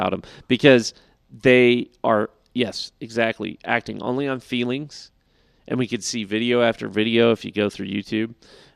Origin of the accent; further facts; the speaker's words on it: Colorado, United States; also born or lived in California; I lived in Colorado most of my life. We moved to Colorado when I was 10